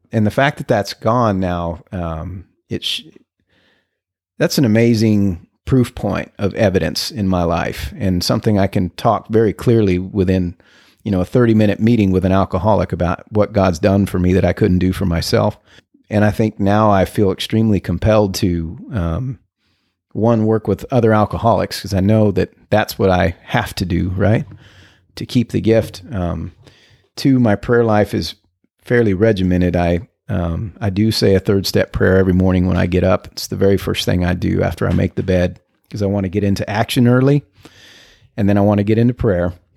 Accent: El Paso, Texas, United States; now in McKinney, United States; I'm from the border, from El Paso, Texas

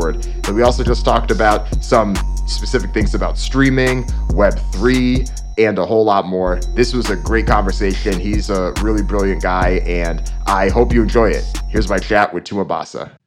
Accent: Jamaica; I'm Jamaican

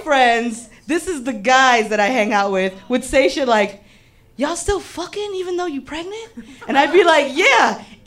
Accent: Cortez and Kedzie, Illinois, United States; I grew up on Cortez and Kedzie, and I was the oldest girl on the block.

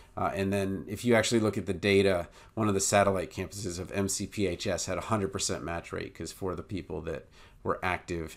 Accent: Maryland, United States; my home state in Maryland

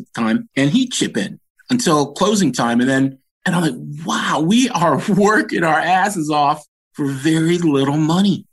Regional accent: Washington, District of Columbia, United States; I was born and raised in Adams Morgan

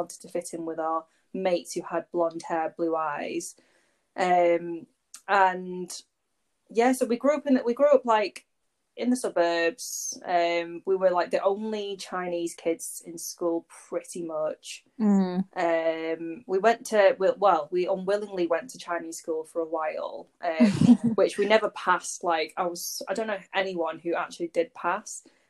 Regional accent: Warrington, North West England, United Kingdom; I was born and raised in Warrington

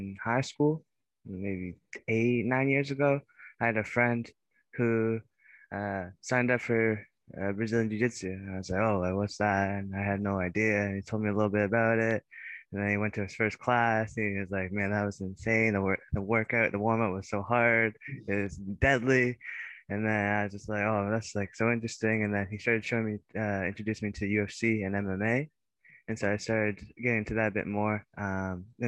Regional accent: Belleville, Ontario, Canada; moved away as an adult; now in Waterloo, Canada; initially I'm from Belleville, Ontario, so it's just a lot smaller town

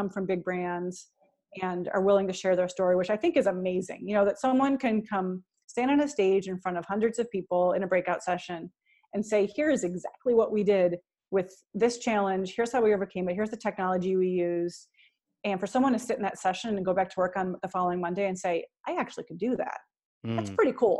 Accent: Cleveland, Ohio, United States; in Cleveland, Ohio, my hometown

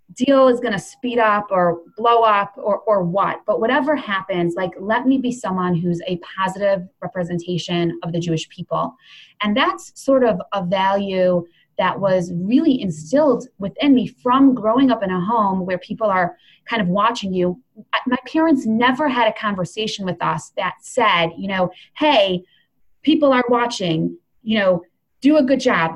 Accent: Cleveland, Ohio, United States; also born or lived in Jerusalem; my family moved to Cleveland, Ohio when I was, I don't know, maybe three. Um, so I grew up in Cleveland.

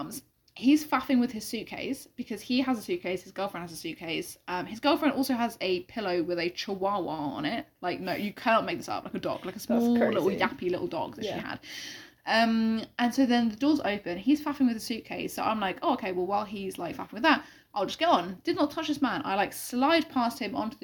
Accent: London, United Kingdom; as a Londoner

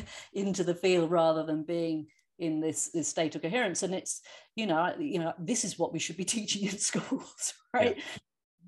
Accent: England, United Kingdom; now in United States; I'm an English person living in the States

